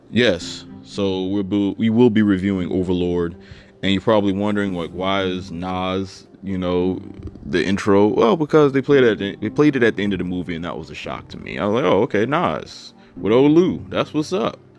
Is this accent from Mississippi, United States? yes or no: yes; Mississippi, United States; now in New York City, United States; You see, I come from Mississippi. I was young and running wild. Ended up in New York City.